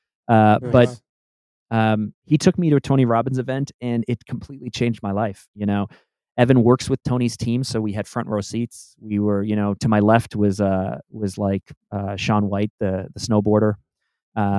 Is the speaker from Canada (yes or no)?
yes; Canada; also born or lived in Toronto; I'm Canadian. I'm in Toronto